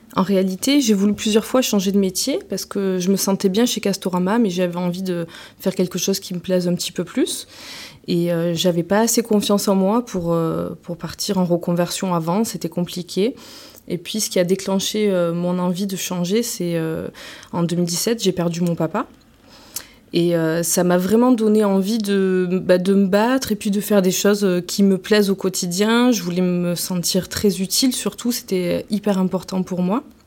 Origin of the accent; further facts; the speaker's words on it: Marseille, Provence-Alpes-Côte d'Azur, France; now in Vitrolles, France; j'ai grandi à Marseille, je suis arrivée à Vitrolles euh, euh, vers 18 ans